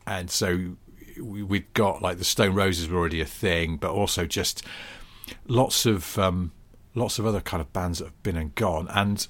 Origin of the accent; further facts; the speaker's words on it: Wilmslow, North West England, United Kingdom; growing up in Cheshire